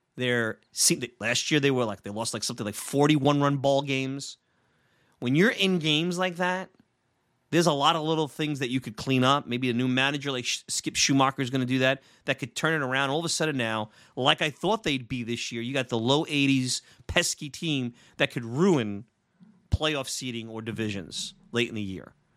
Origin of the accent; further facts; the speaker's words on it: New York City, New York, United States; I grew up in Brooklyn